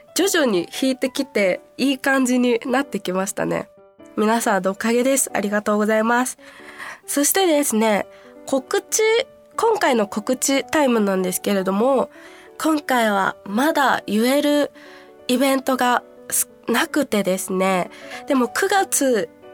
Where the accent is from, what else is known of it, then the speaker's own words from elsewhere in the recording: Kansai, Japan; 関西出身なのでやっぱちっちゃい頃からたこ焼きを見て食べて育ってきた